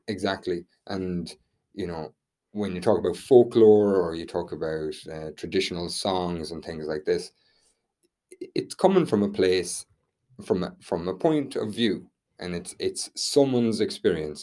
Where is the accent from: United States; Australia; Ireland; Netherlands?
Ireland; we're Irish